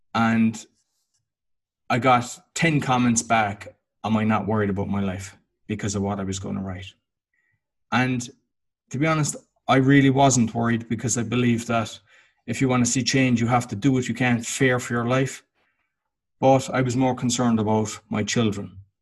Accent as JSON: {"language": "English", "town": "Cork", "region": "Munster", "country": "Ireland", "moved": "as an adult", "lives_now": "Łódź, Poland", "said": "I'm Irish. I'm from Cork in Ireland. And in 2007, I moved to Łódź in Poland, and I've been living there ever since."}